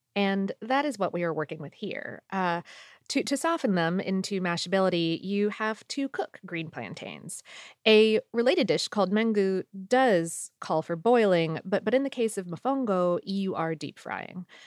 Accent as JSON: {"language": "English", "region": "South Florida", "country": "United States", "tie": "born or raised there", "moved": "as an adult", "lives_now": "Atlanta, United States", "said": "I grew up in South Florida and went to college in Central Florida"}